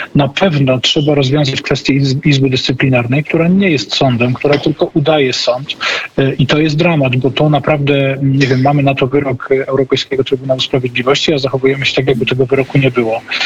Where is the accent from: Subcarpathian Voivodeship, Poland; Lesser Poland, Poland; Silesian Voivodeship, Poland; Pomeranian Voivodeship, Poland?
Silesian Voivodeship, Poland; ja ze Śląska